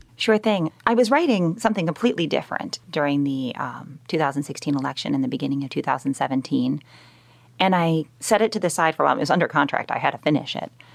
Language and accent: English; Chicagoland area, Illinois, United States; I'm from the Chicagoland area. I was born and bred there. I grew up in a town that's right next to O'Hare Airport